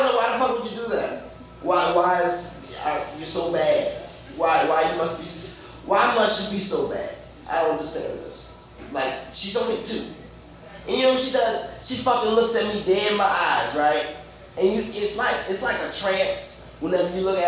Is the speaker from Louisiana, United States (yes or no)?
yes; New Orleans, Louisiana, United States; I'm from New Orleans.